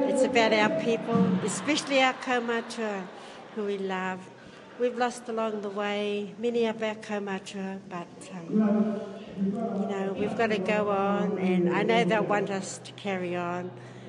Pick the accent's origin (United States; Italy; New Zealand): New Zealand; Gisborne; I'm born and bred in Gisborne.